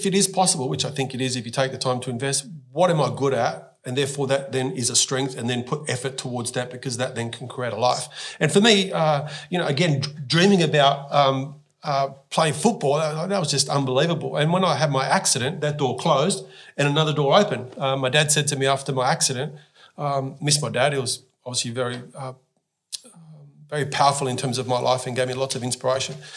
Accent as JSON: {"language": "English", "region": "New South Wales", "country": "Australia", "tie": "born or raised there", "said": "growing up in this beautiful country"}